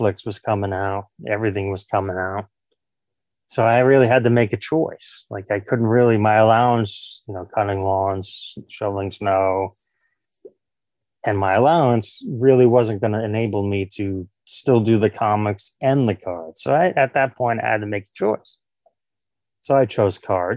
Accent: New York City, New York, United States; born and raised in New York City in Queens

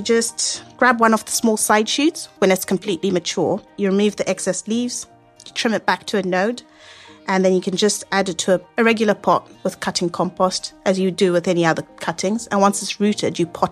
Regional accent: Zimbabwe; now in United Kingdom; I'm from Zimbabwe

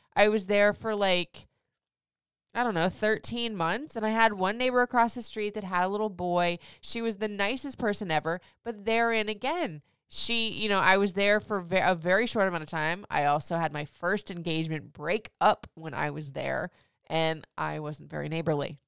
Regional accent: Florida, United States; moved away as an adult; also born or lived in Michigan / Memphis, Tennessee / Nashville, Tennessee / Atlanta, Georgia; now in Frederick, Maryland, United States; I grew up in Florida. I left there when I was, like, twenty-six

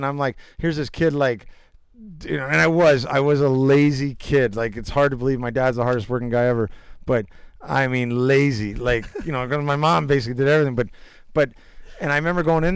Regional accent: Alaska, United States; growing up in Alaska

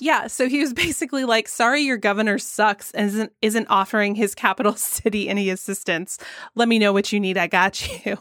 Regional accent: Georgia, United States; my home state of Georgia

